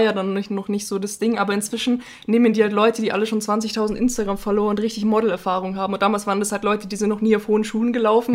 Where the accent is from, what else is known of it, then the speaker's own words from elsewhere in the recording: Bavaria, Germany; da waren wir auch 18 Geil. Jahre alt und aus Bayern